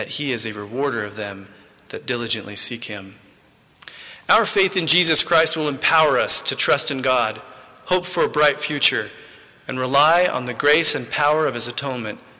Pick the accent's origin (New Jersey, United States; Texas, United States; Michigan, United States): Texas, United States; Midland; moved away; also born or lived in Santa Ana, California; I was born in Santa Ana, California, but many of my growing up years were spent about 12 miles outside Midland, Texas